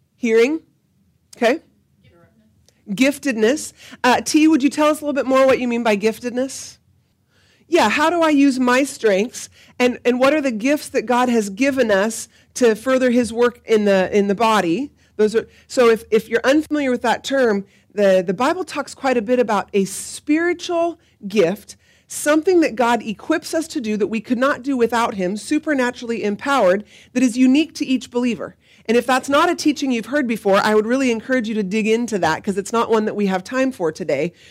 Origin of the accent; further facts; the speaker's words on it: Salem, Oregon, United States; I grew up in the Nazarene Church, um, up the street on Market Street, and moved here to Salem Alliance when I was a sophomore